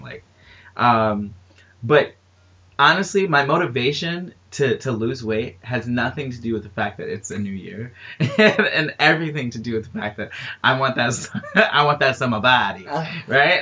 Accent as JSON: {"language": "English", "region": "New York", "country": "United States", "said": "I'm I'm from New York"}